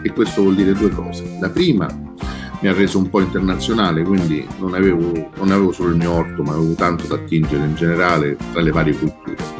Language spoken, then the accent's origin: Italian; Rome, Lazio, Italy; also born or lived in Midleton, Cork, Ireland; Io vengo da San Giovanni, insomma, uno di San Giovanni di Roma, un quartiere in cui ci stava un cortile